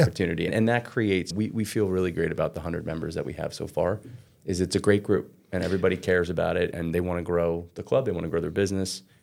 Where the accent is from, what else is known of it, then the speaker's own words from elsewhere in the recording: Red Bank, New Jersey, United States; I grew up in Red Bank, south of Red Bank.